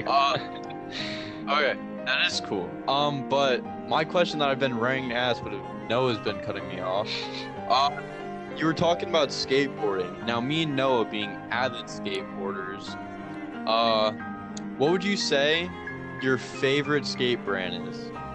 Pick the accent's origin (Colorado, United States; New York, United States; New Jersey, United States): New Jersey, United States; now in Pennsylvania, United States; I'm from Jersey, but I'm living in Pennsylvania now.